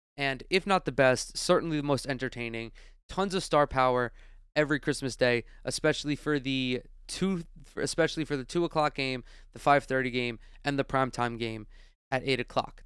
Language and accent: English; New York, United States; New York, my home state